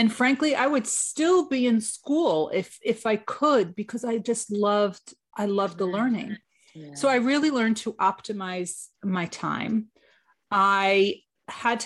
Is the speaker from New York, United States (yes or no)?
yes; New York, United States; I am from New York